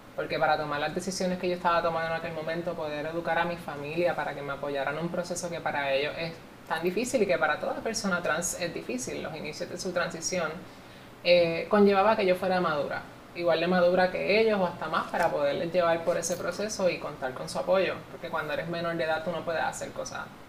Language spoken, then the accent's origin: Spanish; Puerto Rico; yo estoy ahora mismo haciendo historia en mi país